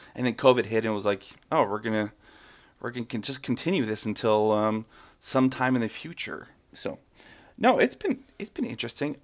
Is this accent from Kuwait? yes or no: no; Calgary, Alberta, Canada; I grew up in Ca, at, in Calgary, Alberta, which is in the middle of the city